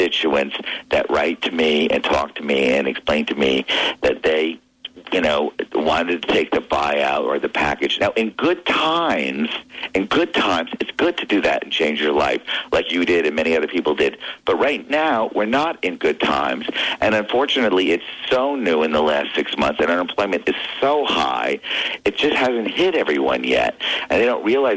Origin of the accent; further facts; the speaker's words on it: Armonk, New York, United States; I'm from Armonk, which is IBM headquarters